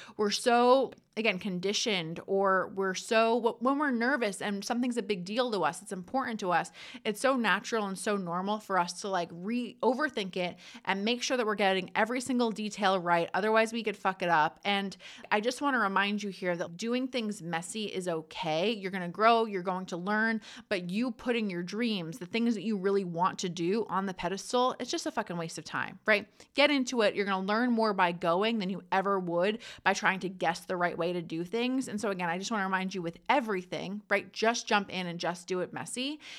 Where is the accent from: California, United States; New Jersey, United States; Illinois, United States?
New Jersey, United States; I'm from Jersey. I know I talk fast.